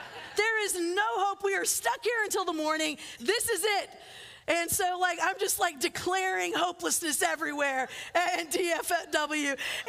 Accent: Philippines; But I loved growing up in the Philippines, and growing up on the other side of the world, you just spend time on airplanes.

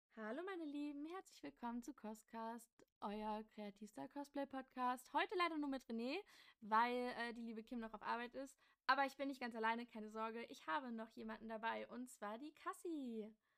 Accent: Magdeburg, Saxony-Anhalt, Germany; wir kommen beide aus Magdeburg

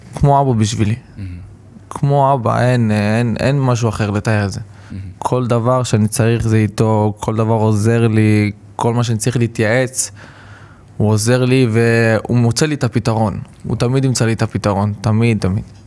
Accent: Rishon LeZion, Central District, Israel; אני גדלתי בראשון לציון ברמת אליהו

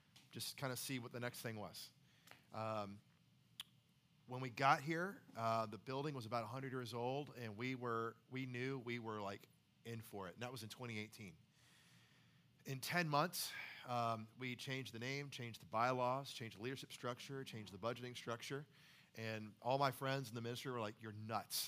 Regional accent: the Carolinas, United States; moved away as an adult; now in Nashville, United States; I'm from the Carolinas altogether.

